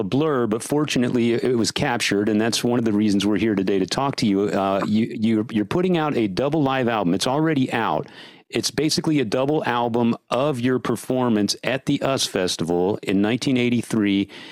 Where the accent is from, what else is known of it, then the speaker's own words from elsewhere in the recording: San Antonio, Texas, United States; I grew up in San Antonio